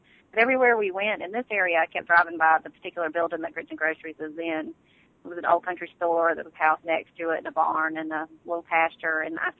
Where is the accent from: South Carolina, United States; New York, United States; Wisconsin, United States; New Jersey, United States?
South Carolina, United States; Sumter; I grew up here in South Carolina in Sumter, and grew up on a large farm and had a great time riding horses.